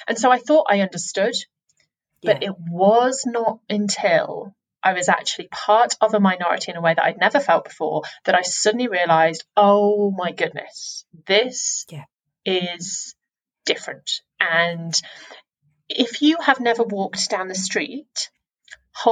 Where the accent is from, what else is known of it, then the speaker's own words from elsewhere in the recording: England, United Kingdom; I'm an English speaking white woman in England